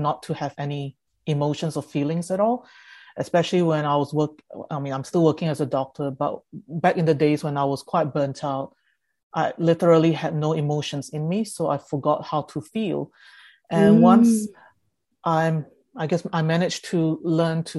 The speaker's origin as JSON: {"language": "English", "country": "Singapore", "tie": "born or raised there", "also_born_or_lived": "Jakarta, Indonesia", "second_language": "English", "said": "So we stayed in Jakarta, and then we moved or migrated to Singapore when I was seven. So basically, I had to not only transition in an environment where I had to learn English because I couldn't speak English at all"}